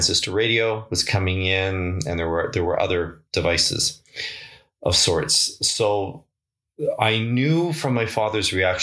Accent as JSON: {"language": "English", "town": "Victoria", "region": "British Columbia", "country": "Canada", "tie": "born or raised there", "said": "We were living in a duplex just off Shelbourne Street in Victoria"}